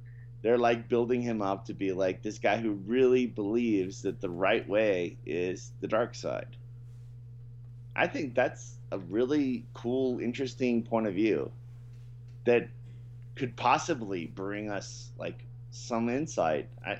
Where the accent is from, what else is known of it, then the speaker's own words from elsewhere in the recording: the South, United States; You know, I'm from the South, and I, you know, despise Sherman and all these guys.